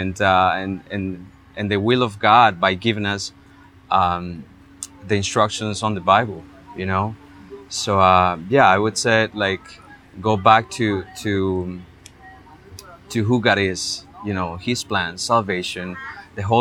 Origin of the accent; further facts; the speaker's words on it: Heredia, Costa Rica; I went all throughout Heredia, which is my hometown, looking for churches